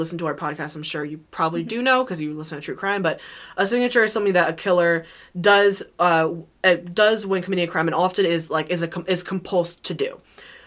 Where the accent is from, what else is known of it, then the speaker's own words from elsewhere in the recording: Pennsylvania, United States; we're from Pennsylvania